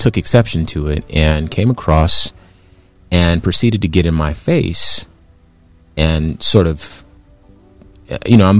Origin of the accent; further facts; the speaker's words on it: Compton, California, United States; I was born in Compton. When I was born, it was the 80s. So I grew up in Compton, 80s Compton